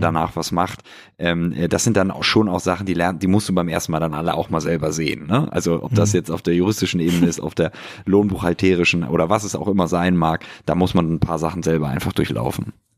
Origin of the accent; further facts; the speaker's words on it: Hamburg, Germany; moved away as an adult; now in Berlin, Germany; meine Heimatstadt Hamburg